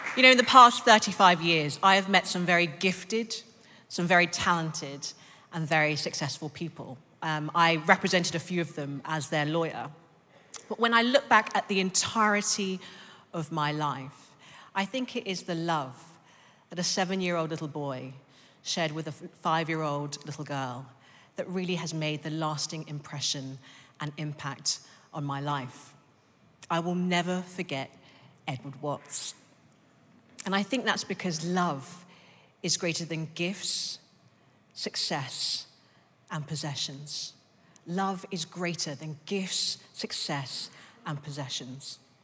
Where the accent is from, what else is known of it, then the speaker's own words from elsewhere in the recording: London, United Kingdom; I was born in East London, and then I grew up in North London